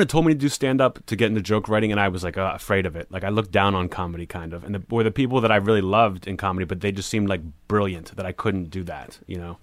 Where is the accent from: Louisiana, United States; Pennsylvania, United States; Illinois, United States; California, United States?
Pennsylvania, United States; Pittsburgh; moved away as an adult; also born or lived in New Orleans; grew up in Pittsburgh, you know, my whole life, and then I went to New Orleans